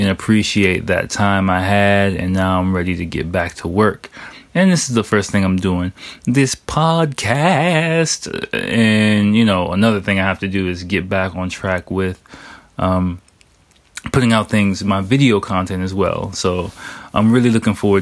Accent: Washington, District of Columbia, United States; moved away as an adult; now in Japan; I took my family to my hometown of Washington, D.C. to visit my family

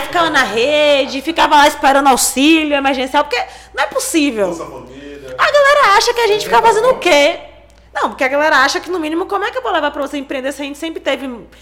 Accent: Salvador, Bahia, Brazil; eu moro no Jovelha da Federação, inclusive sou nascida e criada lá

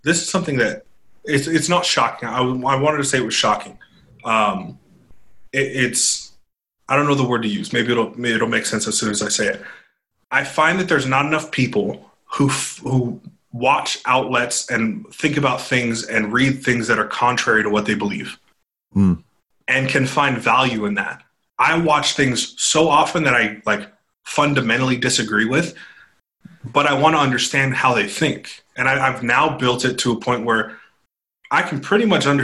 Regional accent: right outside of San Francisco, California, United States; I grew up right outside of San Francisco

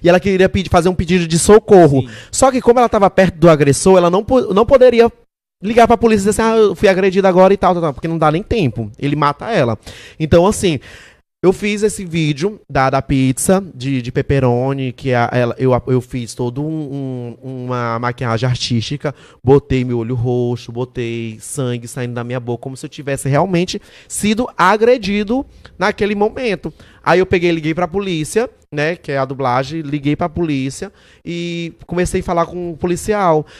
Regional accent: São Luís, Maranhão, Brazil; eu sou de São Luís

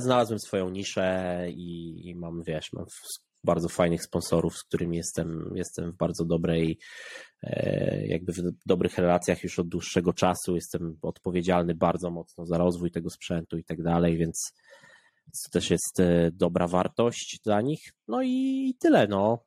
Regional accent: Poland; jestem z Polski

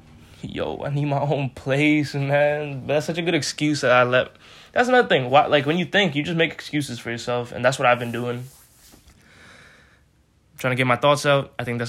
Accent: India; Such a weird way to say it. I'm Indian too. I could get it right.

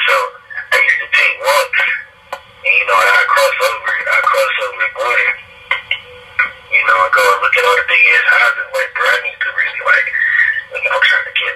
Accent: Detroit, Michigan, United States; moved away as an adult; now in Atlanta, United States; I'm from Detroit, Michigan, up on the west side, West Warren

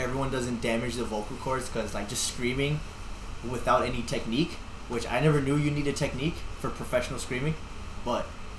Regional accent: Georgia, United States; now in Chicago, United States; And I was born in the South. I was born in Georgia.

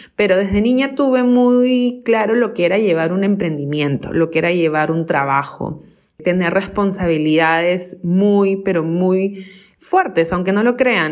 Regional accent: Lima, Peru; Yo tengo 37 años, eh, nací acá en Lima, Perú

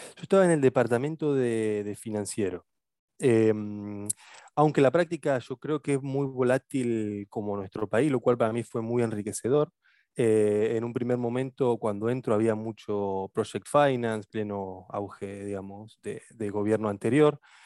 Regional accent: Rosario, Santa Fe, Argentina; moved away as an adult; also born or lived in Buenos Aires / Oxford; now in London, United Kingdom; Yo soy oriundo de Rosario

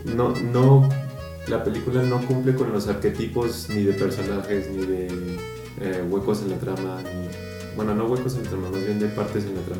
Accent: Mexico; nosotros como mexicanos

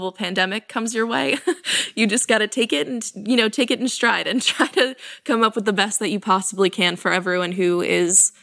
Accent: New York, United States; I'm from New York, and New York, I think, has pretty much always been a blue state.

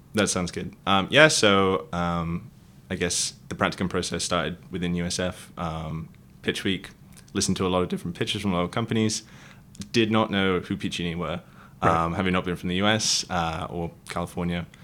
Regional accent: Wales, United Kingdom; moved away as an adult; also born or lived in Manchester, United Kingdom / London, United Kingdom; now in San Francisco Bay Area, United States; I'm from originally from the UK. Um, grew up in Wales.

